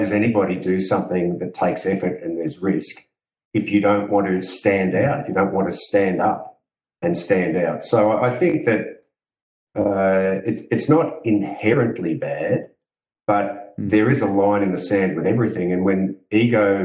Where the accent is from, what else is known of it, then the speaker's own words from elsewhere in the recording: Australia; I'm from Australia